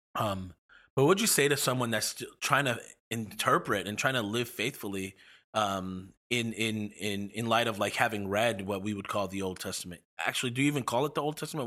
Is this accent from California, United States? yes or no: no; Baldwin, New York, United States; now in Seattle, United States; as a person that grew up in New York